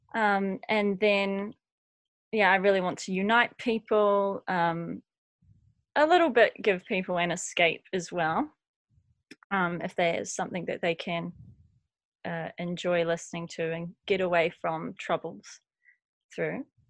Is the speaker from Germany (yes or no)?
no; Christchurch, Canterbury, New Zealand; moved away as an adult; now in Wellington, New Zealand; I grew up in Christchurch